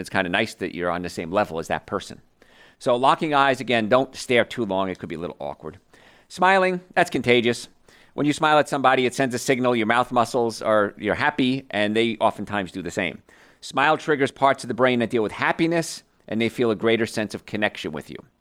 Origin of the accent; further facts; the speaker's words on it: around New York, United States; I grew up around New York